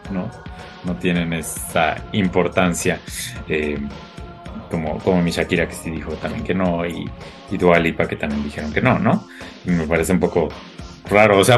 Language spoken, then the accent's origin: Spanish; Mexico; moved away as an adult; also born or lived in France; now in Paris, France